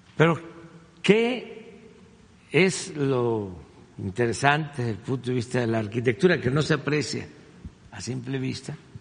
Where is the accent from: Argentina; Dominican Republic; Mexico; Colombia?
Mexico; eso es lo que somos los mexicanos hoy, de todas nuestras culturas de México